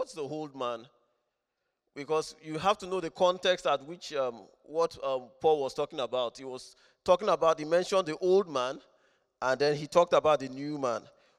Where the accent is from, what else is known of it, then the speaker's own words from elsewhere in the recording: Rome, Lazio, Italy; born there; I'm not a Roman citizen. I've not claimed citizenship, but I was born in Rome, so I have something in common.